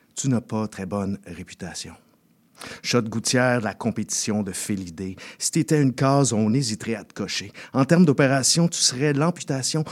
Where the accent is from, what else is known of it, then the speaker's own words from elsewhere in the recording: Saint-Jérôme, Quebec, Canada; moi, plus précisément, j'ai grandi à La Fontaine. Euh, qui fait maintenant partie de la grande euh, MRC de Saint-Jérôme